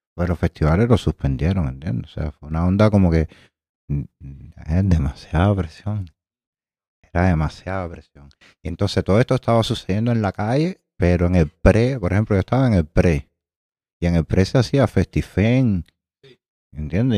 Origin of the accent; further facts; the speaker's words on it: Havana, Cuba; soy de Alamar, eh, frente a la Chosmita, a los canes en la zona 13